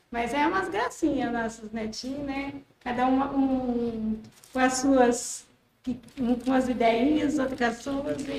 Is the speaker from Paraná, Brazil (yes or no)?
yes; Vila Nilson, Paraná, Brazil; also born or lived in Elísia; Eu eh, sou nascida em, em Elísia, perto de Pérola, da né, vida, né? e Quer dizer, foi no outro patrimônio imperto mas só registrava ali interna, né? E daí, depois eu estava com mais ou menos cinco anos, eu vim para Vila Nilson, né?